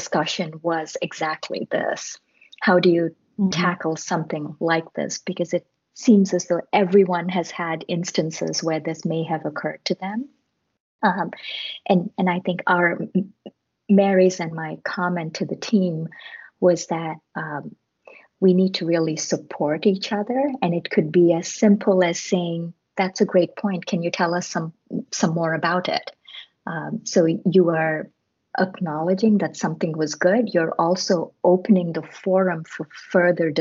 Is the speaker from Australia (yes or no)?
no; India; moved away; I grew up in India